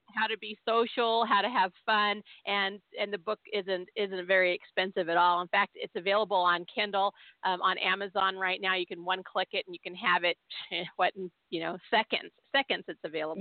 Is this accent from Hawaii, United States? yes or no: no; Southern California, United States; I grew up in Southern California, but we were always being hauled back to Tennessee every summer